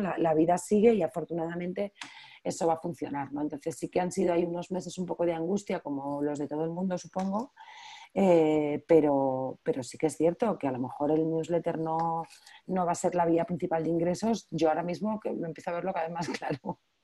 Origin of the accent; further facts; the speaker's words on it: Spain; soy la primera española